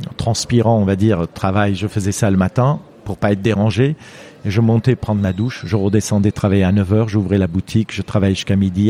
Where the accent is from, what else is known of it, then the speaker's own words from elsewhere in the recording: Lebanon; French is a second language; moved away as an adult; also born or lived in Marseille, France; now in France; je suis né il y a 58 ans au Liban